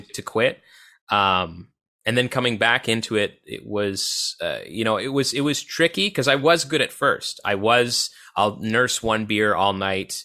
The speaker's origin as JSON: {"language": "English", "town": "Odessa", "region": "Ontario", "country": "Canada", "said": "it was Odessa, Ontario, with a population of eight hundred people"}